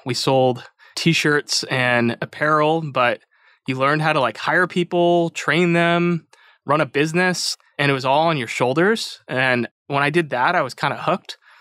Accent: Chicago, Illinois, United States; moved away as an adult; also born or lived in West Coast; I grew up in Chicago. I came out to the West Coast for college

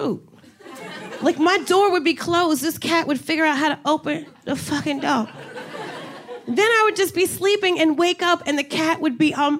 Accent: New Jersey, United States; moved away as an adult; also born or lived in Miami; now in New York City, United States; I'm originally from Jersey

